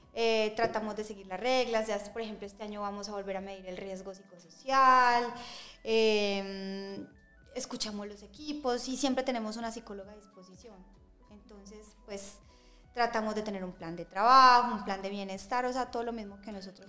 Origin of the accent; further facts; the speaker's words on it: Medellín, Antioquia, Colombia; nosotros como, como colombianos y como paisas